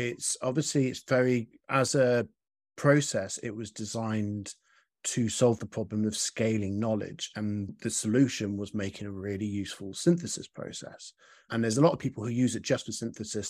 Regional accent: United Kingdom; as a British person

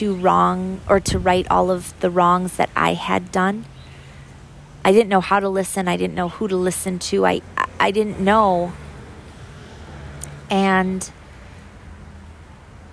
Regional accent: Minneapolis, Minnesota, United States; moved away; also born or lived in St. Paul / Iowa; I was born in Minneapolis

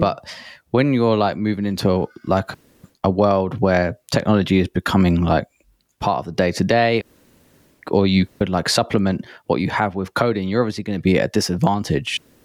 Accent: England, United Kingdom; as an Englishman

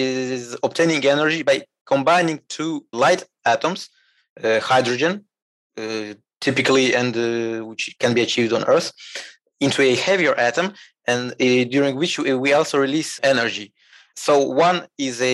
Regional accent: Moldova; now in France; I'm from Moldova. Small country in Eastern Europe, but right now, for some time actually, I live and work in France.

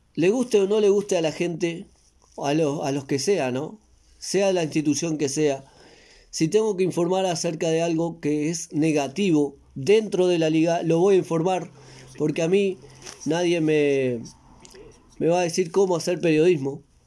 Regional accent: Maldonado, Uruguay; Y soy de Maldonado

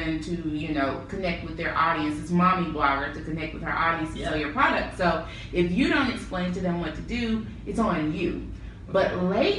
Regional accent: Memphis, Tennessee, United States; moved away as an adult; also born or lived in Nashville, Tennessee / Durham, North Carolina; I'm from Memphis.

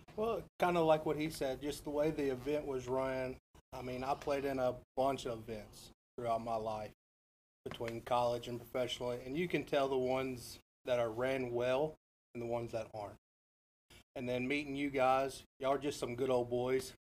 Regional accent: Nashville, Tennessee, United States; also born or lived in Smyrna, Tennessee; I am from Nashville. I was born and raised here

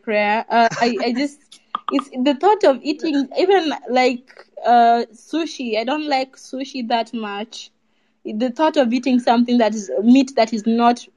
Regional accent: Kenya; moved away as an adult; now in Poland; I'm Kenyan, but I study in Poland

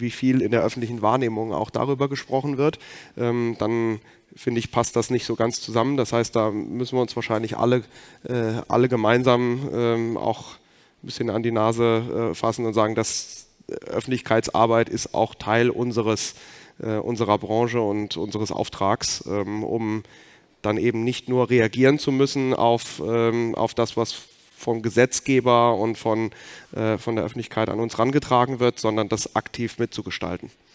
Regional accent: Rhineland-Palatinate, Germany; ich komme aus Rheinland-Pfalz

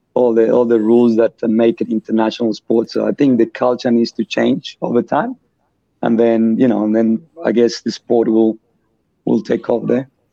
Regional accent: Colombia; born or raised there; English is a second language; moved away as an adult; also born or lived in France / Australia; now in Perth, Australia

